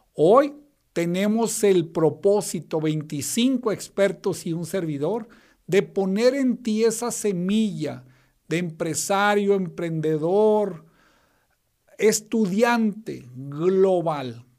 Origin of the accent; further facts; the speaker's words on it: Torreón, Coahuila, Mexico; yo soy de Torreón, Coahuila